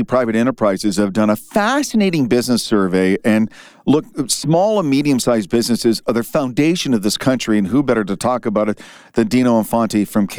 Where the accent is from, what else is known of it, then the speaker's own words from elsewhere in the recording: Canada; as a Canadian